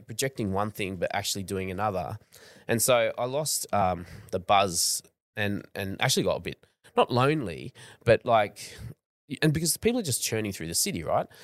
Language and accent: English; Australia; I'm from Australia